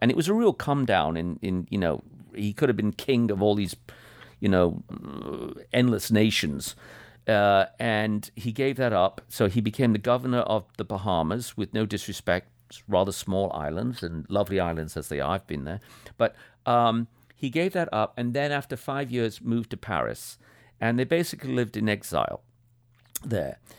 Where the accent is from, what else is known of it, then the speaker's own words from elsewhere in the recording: United Kingdom; as a Brit